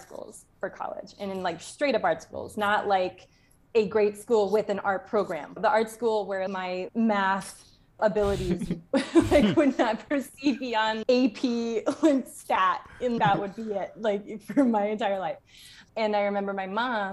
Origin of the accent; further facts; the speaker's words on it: Charlotte, North Carolina, United States; moved away as an adult; now in Geneva, Switzerland; I grew up in Charlotte, North Carolina